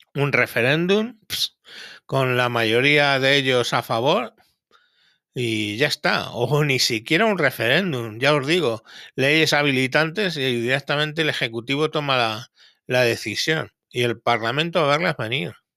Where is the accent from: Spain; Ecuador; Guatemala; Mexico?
Spain